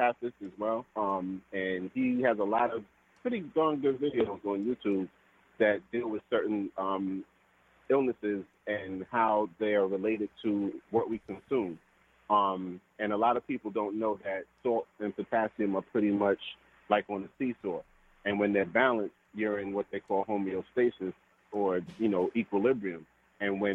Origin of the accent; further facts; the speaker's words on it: Trinidad & Tobago; being Trinidadian